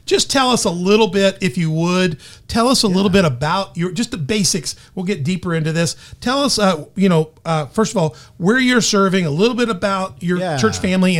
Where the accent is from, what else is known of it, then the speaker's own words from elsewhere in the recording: Tennessee, United States; I'm from Tennessee.